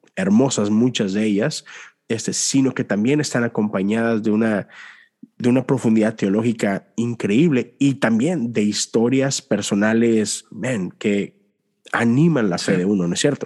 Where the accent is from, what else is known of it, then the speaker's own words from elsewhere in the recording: Mexico; crecí en México